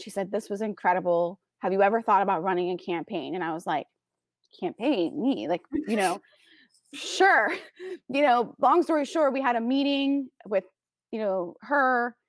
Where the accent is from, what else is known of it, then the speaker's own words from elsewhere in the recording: Florida, United States; he got stationed in my hometown of Florida